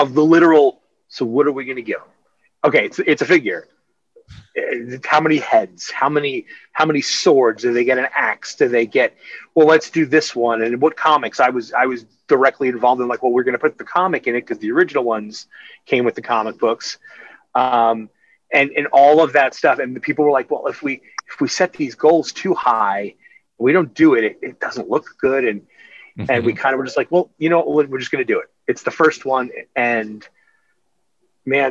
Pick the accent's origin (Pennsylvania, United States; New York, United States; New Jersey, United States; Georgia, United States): New York, United States; Amityville; moved away; I grew up on Long Island. I grew up in Amityville.